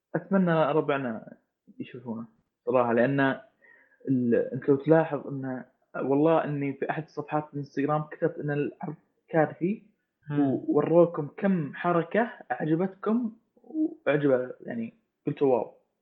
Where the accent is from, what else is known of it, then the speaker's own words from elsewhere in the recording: Saudi Arabia; انا كشخص سعودي